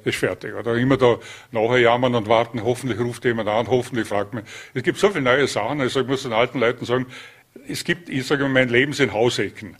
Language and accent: German; Vorarlberg, Austria; moved away as an adult; also born or lived in Linz; bin ja gebürtiger Vorarlberger